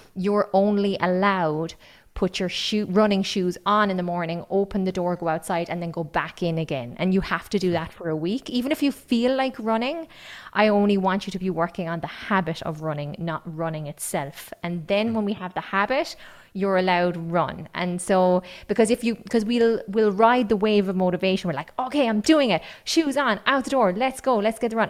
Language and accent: English; County Kerry, Munster, Ireland; accent: Kerry; I have an accent because I grew up on County Kerry and everybody spoke like me there.